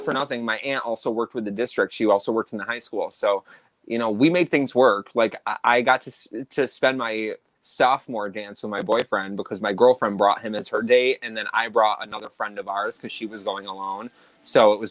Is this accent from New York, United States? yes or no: yes; Baldwinsville, New York, United States; growing up in Central New York, our schools were separated differently